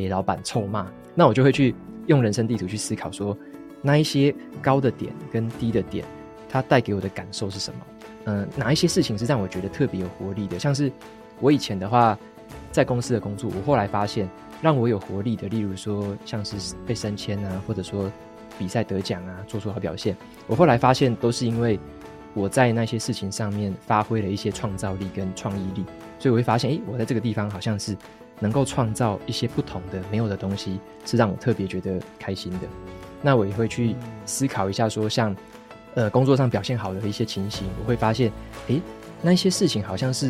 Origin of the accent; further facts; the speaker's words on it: Taitung, Taitung County, Taiwan; 我是土生土长台东人。